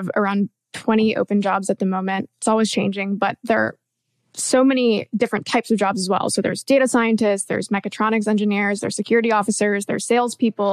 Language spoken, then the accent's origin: English; Canada; I'm a Canadian